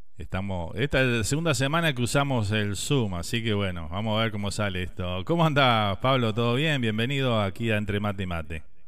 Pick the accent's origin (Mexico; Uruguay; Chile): Uruguay; moved away; con cualquier uruguayo que hables, este, siempre extrañamos las mismas cosas